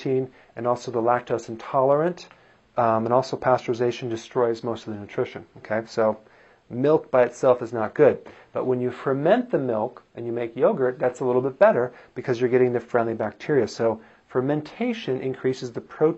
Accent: Wisconsin, United States; I am from Wisconsin

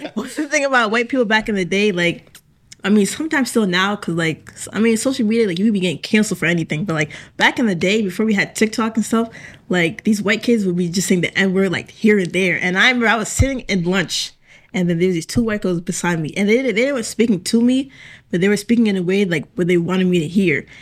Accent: Hingham, Massachusetts, United States; I am from Hingham.

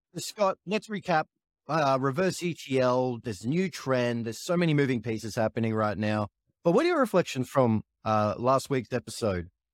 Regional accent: Australia; as an Australian

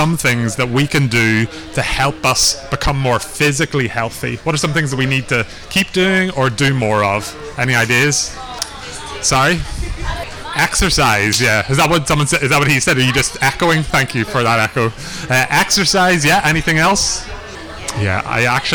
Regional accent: Belfast, Northern Ireland, United Kingdom; now in Dublin, Ireland; I am from Belfast originally, but I also live in Dublin now

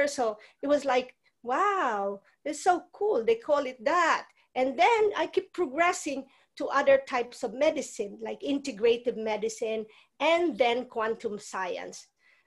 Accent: Philippines; moved away; I grew up in the Philippines.

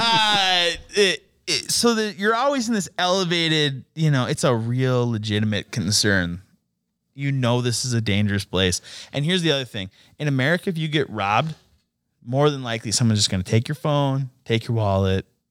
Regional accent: Stillwater, United States; from Stillwater, you know, I worked at a golf course

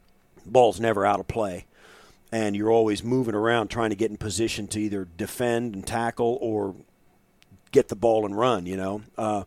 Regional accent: Kansas, United States; And in Kansas at that time, in the part of the state where I was kind of growing up, there was football in the f

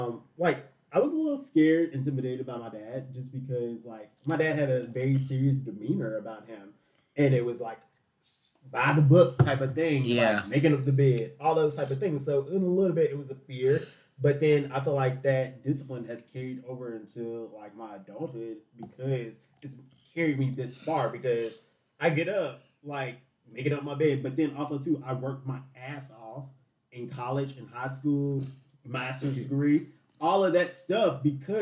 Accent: Louisville, Kentucky, United States; my grandmothers played a big part in, and grandparents actually played a big part in helping me because my dad worked at least an hour away from Louisville.

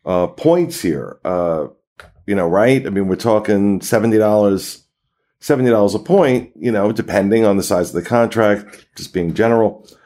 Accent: Jersey Shore, New Jersey, United States; I grew up on the Jersey Shore, and as a kid, I was on the beach all the time.

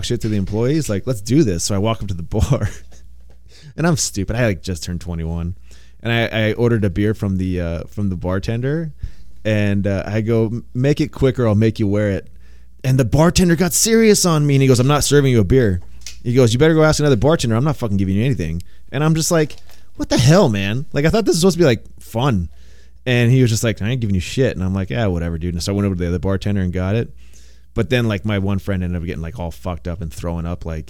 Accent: San Diego, California, United States; I grew up in San Diego

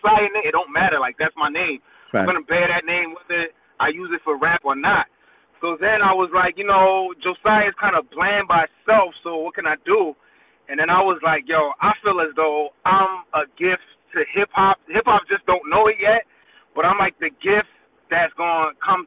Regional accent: New York City, New York, United States; now in New Jersey, United States; I was born and partially raised in Brooklyn, New York, Flatbush to be exact

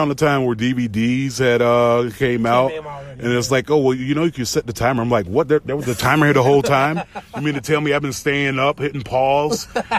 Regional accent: the South, United States; growing up in the South

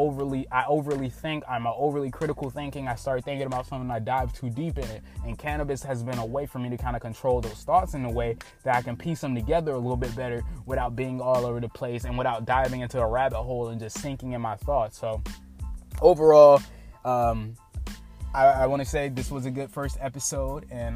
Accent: United States; I am an American citizen

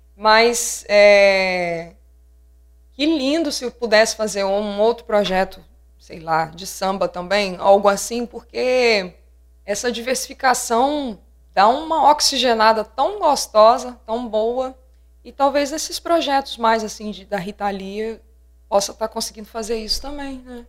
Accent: Linhares, Espírito Santo, Brazil; Eu, eu mesmo sou de Linhares

